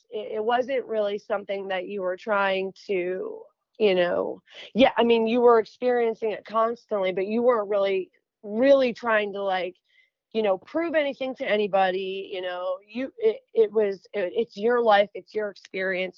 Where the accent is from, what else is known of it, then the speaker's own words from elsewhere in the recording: New York, United States; moved away; also born or lived in the South (US); I'm from New York, but I'm living down here in the South